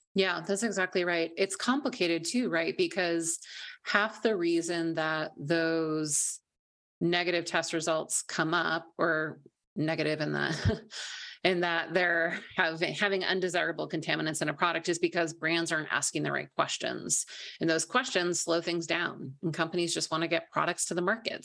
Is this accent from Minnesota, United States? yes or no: yes; Minnesota, United States; I grew up in Minnesota, I'm a Midwestern girl